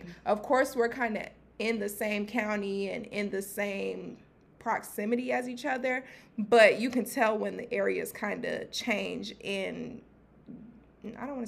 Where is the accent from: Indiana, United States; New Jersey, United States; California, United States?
New Jersey, United States; now in Georgia, United States; I grew up in New Jersey, of course, so I've seen different people. Like, I was in situations where I was the only black person in the room type thing.